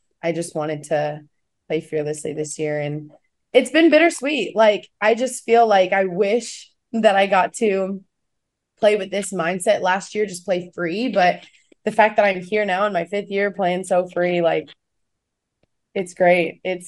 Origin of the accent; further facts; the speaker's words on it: Kansas, United States; Like, I'm the girl from Kansas.